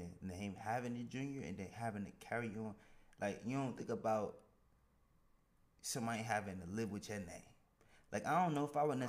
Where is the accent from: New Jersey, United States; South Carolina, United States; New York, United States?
New Jersey, United States; moved away; Now I'm from New Jersey